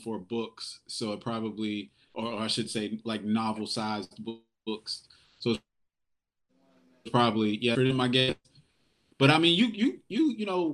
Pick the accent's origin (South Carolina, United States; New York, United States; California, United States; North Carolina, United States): North Carolina, United States; Raleigh; now in Wilmington, United States; growing up on Hillsborough Street